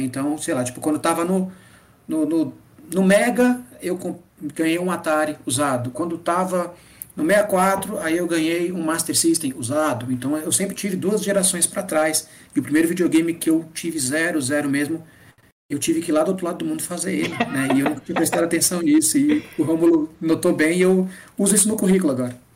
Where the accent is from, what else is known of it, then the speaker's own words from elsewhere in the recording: Northeast Region, Brazil; also born or lived in Japan; Eu sou nordestino